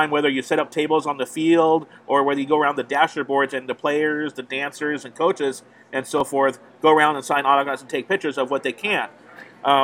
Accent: San Jose, California, United States; I'm from San Jose here

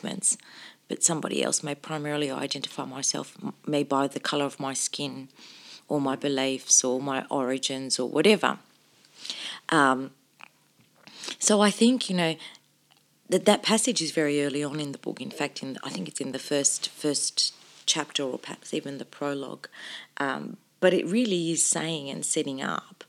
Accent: Sydney, New South Wales, Australia; also born or lived in Cairo, Egypt / Albury-Wodonga; that I'd been growing up in Australia

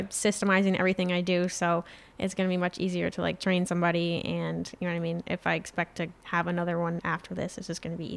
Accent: Saranac, New York, United States; that's where I went to high school

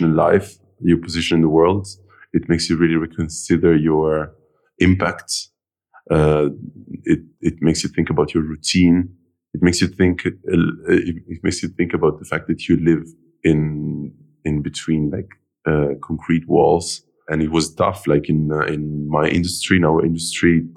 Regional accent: Milan, Lombardy, Italy; moved away; I was born in Milan, but my family is from all over the place.

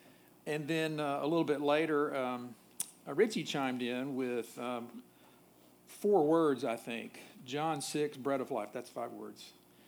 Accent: Nashville, Tennessee, United States; also born or lived in Charlottesville; When I arrived in Charlottesville, by the way, I grew up in Nashville.

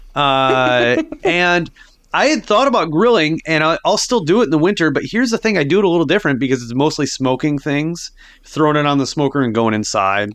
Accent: Sioux Falls, South Dakota, United States; I grew up in Sioux Falls

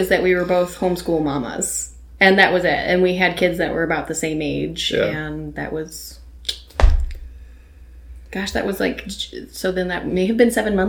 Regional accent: Michigan, United States; moved away as an adult; now in Independence, United States; That's kind of the church I was born into. And I come from Michigan. I am the youngest of four children. And just stayed up in Michigan.

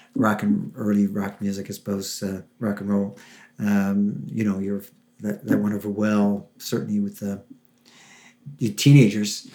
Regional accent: Gander, Newfoundland and Labrador, Canada; moved away; I was born in Gander, and I uh, have uh, my parents are from Cove, so I moved back here about 20 years ago. I've worked all across Canada

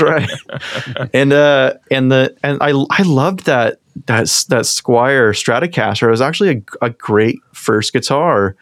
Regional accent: Eastern Washington, United States; now in Seattle, United States; I grew up in Eastern Washington and came over to Seattle

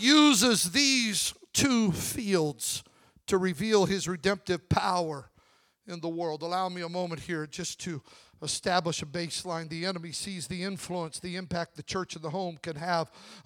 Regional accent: Magic Valley, Southern Idaho, United States; I grew up in the Magic Valley of Southern Idaho

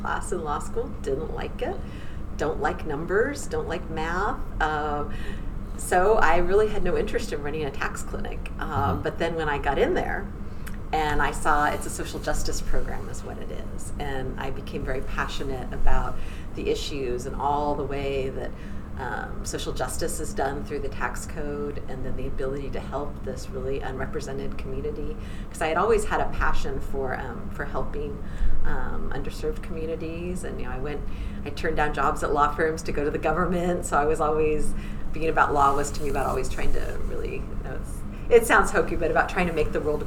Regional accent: Central Coast of California, United States; moved away as an adult; also born or lived in Washington, D.C.; I'm originally from the Central Coast of California

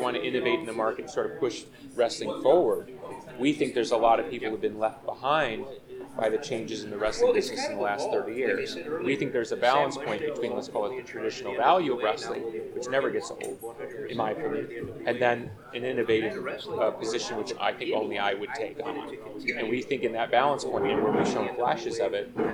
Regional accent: Chicago, Illinois, United States; I grew up in the Chicago version.

